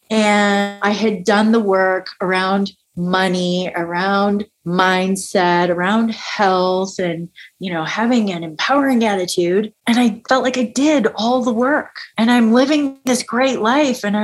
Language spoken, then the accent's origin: English; upstate New York, United States; I grew up in the Northeast, I grew up in upstate New York.